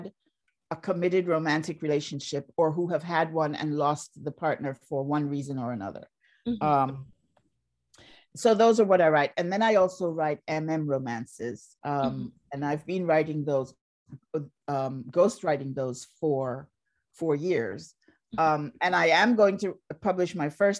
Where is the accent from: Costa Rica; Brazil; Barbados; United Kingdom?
Barbados; moved away; also born or lived in Jamaica; I grew up in Barbados